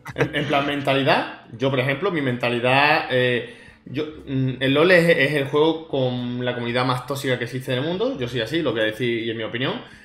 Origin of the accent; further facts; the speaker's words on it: Málaga, Andalusia, Spain; Que soy yo también de Málaga